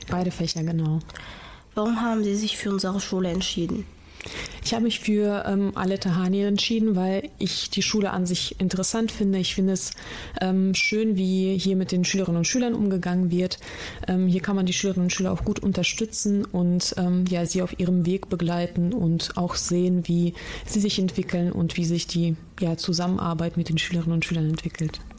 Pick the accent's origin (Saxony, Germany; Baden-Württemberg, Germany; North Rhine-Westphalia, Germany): North Rhine-Westphalia, Germany; Essen; also born or lived in Russia; Ich komme aus Essen, aber gebürtig aus Russland.